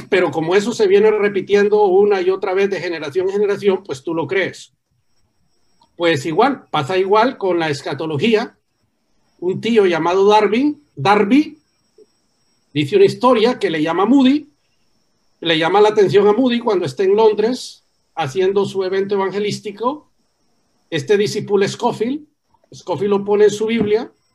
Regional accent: Tegucigalpa, Francisco Morazán, Honduras; yo nací en Teusigalpa, pero mis raíces están en Santa Bárbara

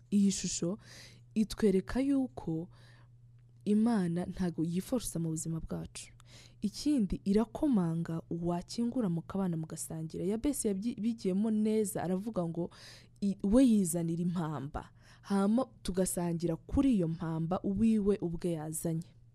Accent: Rwanda; twawukora neza twishimye nk'abanyarwanda buzuye urukundo rw'igihugu

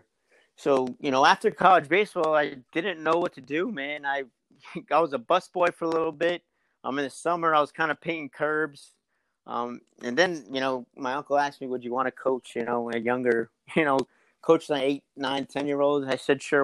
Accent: Richard Park, New Jersey, United States; moved away as an adult; So I'm from New Jersey. I grew up in Richard Park, New Jersey, a little small town

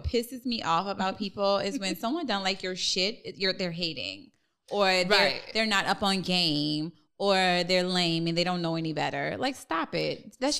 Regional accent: New Orleans, Louisiana, United States; I'm from Louisiana. Yeah, I'm from New Orleans.

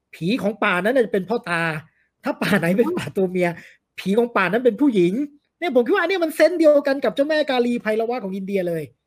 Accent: Ranong, Thailand; now in Chiang Mai, Thailand; ผมเนี่ยเป็นคนใต้นะครับ คือเนื่องนอกจากอยู่เชียงใหม่แล้วเนี่ย บ้านผมเนี่ยอยู่

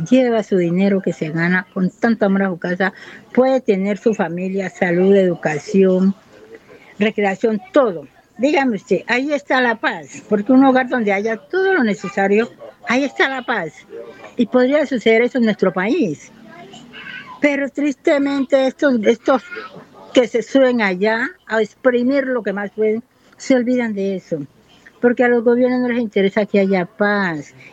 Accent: Buenaventura, Valle del Cauca, Colombia; Yo soy nacida y criada aquí en Buenaventura. Ah, he vivido en otras partes fuera de Buenaventura, pero yo soy de aquí, de Buenaventura. Yo nací en el barrio El Firme y me crié en el barrio Lleras.

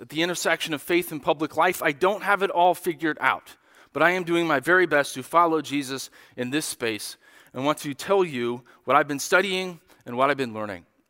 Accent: United States; as American Christians

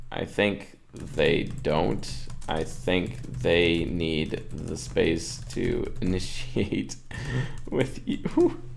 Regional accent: Minnesota, United States; Ooh, I'm thinking one's culture and upbringing is going to affect this a bit. I'm from Minnesota.

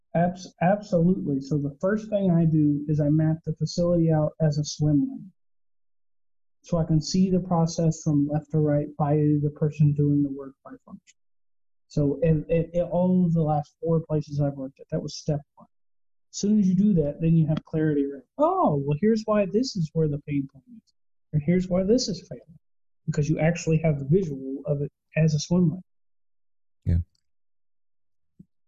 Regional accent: Texas, United States; I am born and raised in Texas, where Spanish is a part of our daily lives

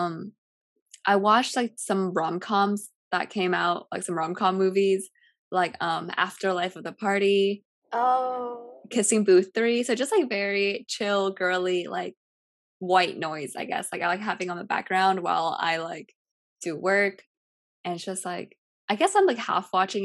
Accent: California, United States; first language Cantonese; English is a second language; I was born and raised in California

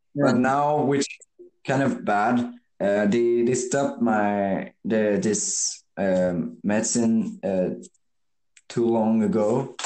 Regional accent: Quebec, Canada; I'm from Quebec

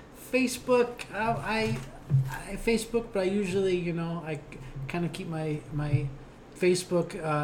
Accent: Ohio Valley, United States; I'm from the Ohio Valley, so everybody was a Steelers fan.

